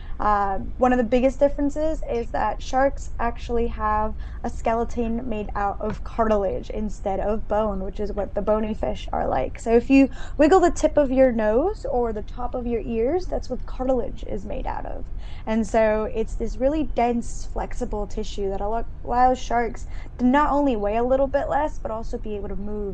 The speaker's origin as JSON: {"language": "English", "town": "San Juan", "country": "Puerto Rico", "tie": "born or raised there", "said": "I was born in San Juan, Puerto Rico, which is an island in the Caribbean, and the ocean's kind of just always been a part of me"}